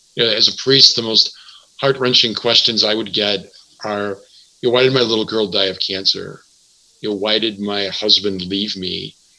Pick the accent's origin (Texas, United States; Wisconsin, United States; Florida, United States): Wisconsin, United States; Milwaukee; now in Madison, United States; I'm from Milwaukee.